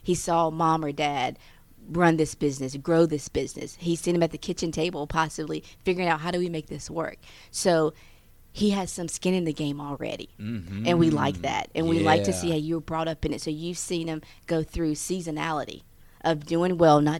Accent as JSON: {"language": "English", "region": "the South", "country": "United States", "tie": "born or raised there", "also_born_or_lived": "the North (US)", "moved": "as an adult", "said": "I was born in the South, so I'm used to everyone being nice"}